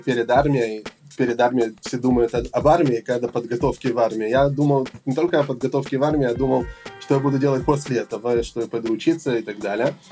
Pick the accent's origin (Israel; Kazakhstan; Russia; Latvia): Israel; Jerusalem, Jerusalem District; also born or lived in Odesa, Ukraine / Elazar, Gush Etzion; Я родился в Одессе 34 э, года назад, в 92 году, когда мне было 5 лет, мы приехали в Израиль, в Иерусалим. С тех пор мы жили в Иерусалиме